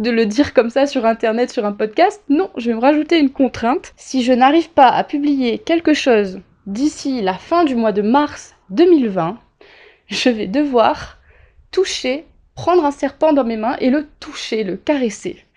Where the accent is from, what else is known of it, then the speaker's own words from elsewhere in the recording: Réunion, France; il faut pas oublier que je viens de la Réunion. Déjà entre la métropole et l'île de la Réunion, même si la Réunion est française, il y a un grand écart en termes de culture